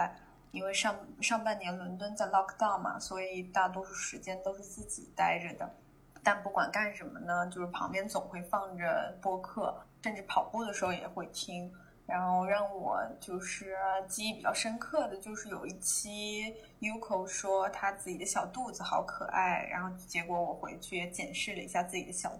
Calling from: Shanghai, China; Hello Hello，丸子和尼寇你好，我是来自上海的 …

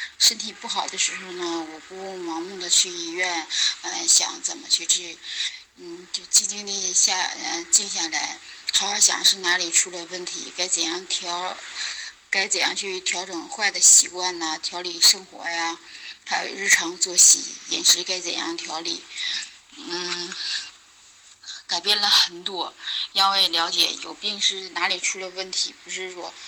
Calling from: Anshan, Liaoning, China; 梧桐老师好，我是来自辽宁鞍山的听友。

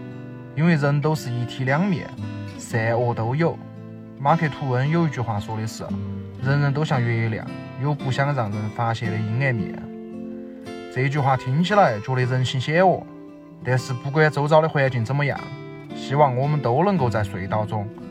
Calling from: Chengdu, Sichuan, China; 大家好，我是来自四川成都的听友，在此给大家问候一句新年好。

